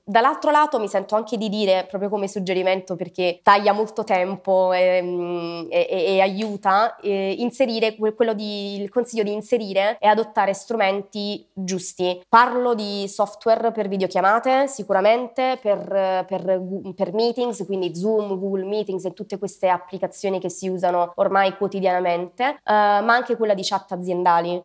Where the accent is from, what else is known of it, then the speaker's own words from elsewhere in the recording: Southern Italy, Italy; moved away as an adult; also born or lived in Rome, Italy / Australia / Ireland; now in Brussels, Belgium; Io sono nata in Italia, sono nata al sud, ho lasciato la città natale abbastanza presto, mi sono spostata a Roma